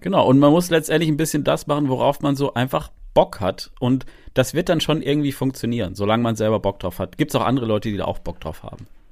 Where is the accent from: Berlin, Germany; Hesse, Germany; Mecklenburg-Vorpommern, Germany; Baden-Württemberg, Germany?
Baden-Württemberg, Germany; Freiburg; moved away; ich komme ja eigentlich aus Freiburg, ich bin gebürtiger Freiburger